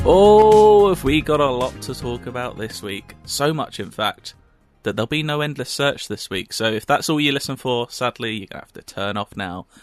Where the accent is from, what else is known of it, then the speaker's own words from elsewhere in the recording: United Kingdom; we're British.